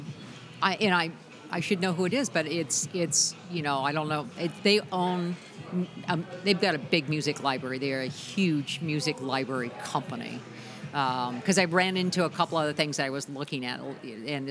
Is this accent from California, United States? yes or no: yes; California, United States; I grew up in California